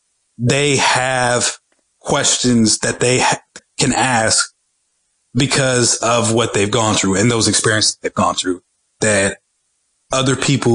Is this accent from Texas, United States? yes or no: yes; Dallas, Texas, United States; but I grew up in Section 8 in Dallas. I didn't grow up for much.